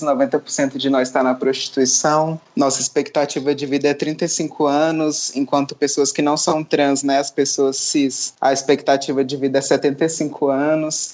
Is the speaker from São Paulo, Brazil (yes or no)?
no; Gama, Federal District, Brazil; also born or lived in Santa Maria, Federal District; eu nasci no Gama, que é uma cidade aqui, satélite do Distrito Federal